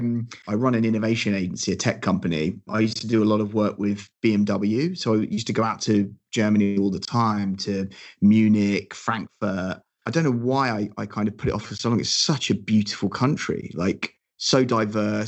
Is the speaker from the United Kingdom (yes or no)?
yes; Hampton Court, London, United Kingdom; So I'm Hampton Court